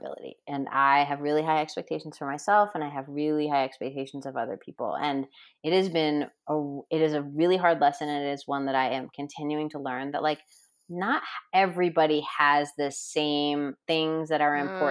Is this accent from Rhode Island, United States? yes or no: yes; Rhode Island, United States; moved away as an adult; now in Denver, United States; now I'm in Denver, right? And I grew up in Rhode Island